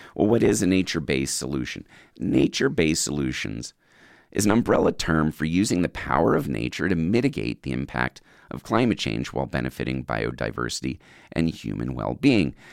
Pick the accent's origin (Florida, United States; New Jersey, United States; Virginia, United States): Virginia, United States; now in California, United States; my home state. Number ten, Virginia Beach, Virginia.